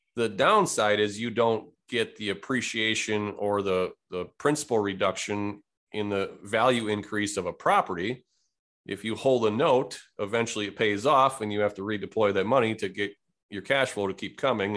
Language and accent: English; Wisconsin, United States; Born and raised in Wisconsin